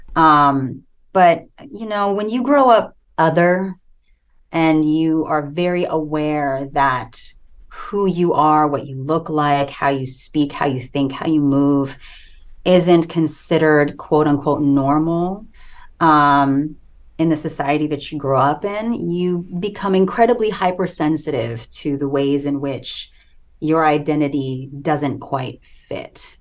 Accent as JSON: {"language": "English", "country": "United States", "tie": "born or raised there", "also_born_or_lived": "Philippines", "said": "I immigrated to the States at the age of four."}